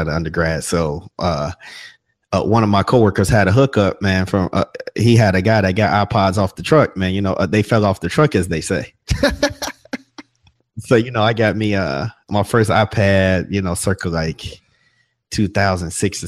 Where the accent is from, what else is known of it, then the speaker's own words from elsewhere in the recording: Chicago, Illinois, United States; now in Atlanta, United States; Now I live in Atlanta, but Southside Chicago, man. That's where I grew up.